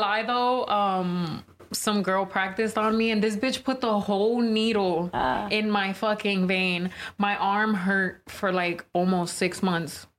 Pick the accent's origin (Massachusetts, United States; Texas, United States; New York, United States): New York, United States; now in California, United States